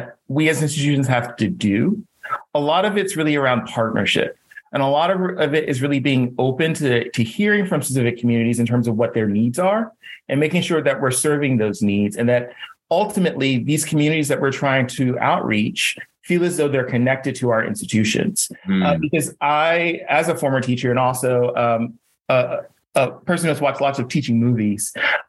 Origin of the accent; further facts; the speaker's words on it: Jersey City, New Jersey, United States; I am from Jersey City.